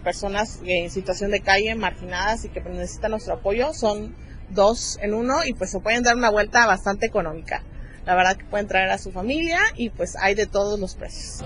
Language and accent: Spanish; Chiapas, Mexico; todos somos chiapanecos